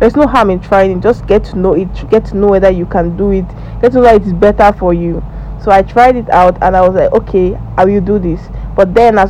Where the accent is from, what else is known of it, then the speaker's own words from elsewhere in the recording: Nigeria; You guys call it high school, but in Nigeria, I'm a Nigerian, we call it secondary school.